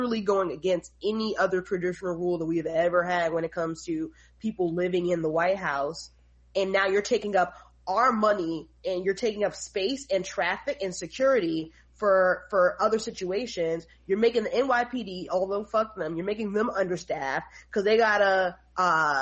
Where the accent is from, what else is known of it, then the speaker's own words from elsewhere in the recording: New York City, New York, United States; also born or lived in Philadelphia / New Jersey; I'm a native New Yorker. I grew up in New York, raised in New York